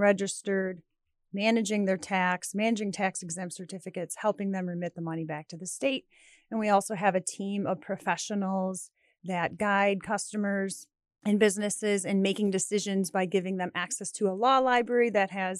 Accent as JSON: {"language": "English", "town": "Alsip", "region": "Illinois", "country": "United States", "tie": "born or raised there", "said": "I grew up in Alsip."}